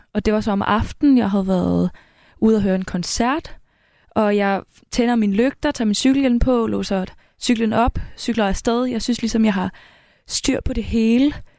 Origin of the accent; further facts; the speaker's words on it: Karrebæksminde, Zealand, Denmark; moved away; født og opvokset, plejer jeg bare at sige, men jeg har boet der hele mit liv